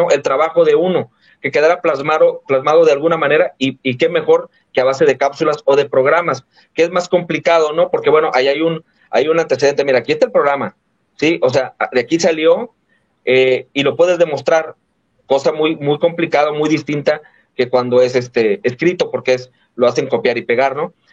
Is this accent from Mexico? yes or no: yes; Tampico, Tamaulipas, Mexico; de este lado de la Tamaulipas, de donde yo soy, del Golfo, la Mainero